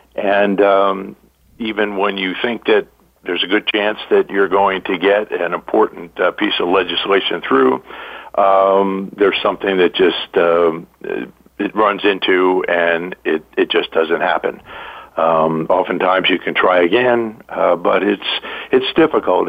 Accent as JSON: {"language": "English", "region": "New York", "country": "United States", "said": "I'm originally from New York"}